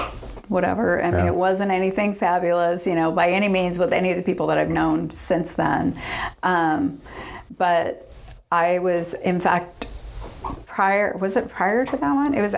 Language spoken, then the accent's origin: English; Dana Point, California, United States; now in San Diego, United States; Grew up in Orange County. Okay. Dana Point area